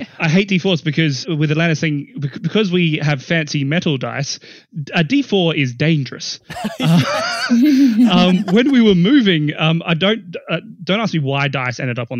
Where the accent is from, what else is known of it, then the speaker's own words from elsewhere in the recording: South Australia, Australia; my fellow South Australians